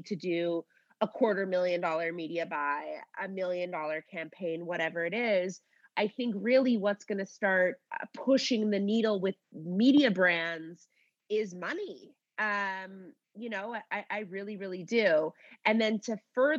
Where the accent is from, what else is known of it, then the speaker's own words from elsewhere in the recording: Canada; I'm Canadian